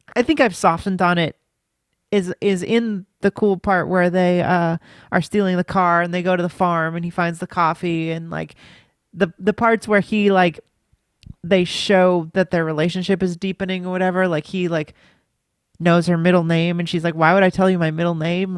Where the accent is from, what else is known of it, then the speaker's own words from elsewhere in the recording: United States; I'm an American